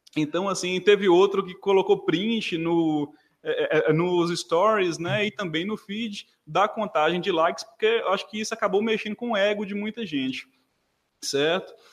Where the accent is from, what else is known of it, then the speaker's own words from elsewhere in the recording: Montes Claros, Minas Gerais, Brazil; sou de Montes Claros, Minas Gerais